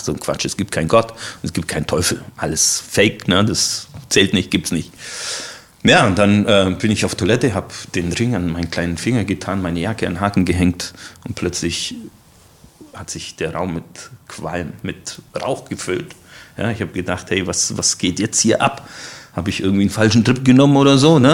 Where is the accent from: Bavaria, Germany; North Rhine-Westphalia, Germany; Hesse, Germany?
Bavaria, Germany; Allgäu; moved away as an adult; now in Leipzig area, Germany; Ich komme aus dem Allgäu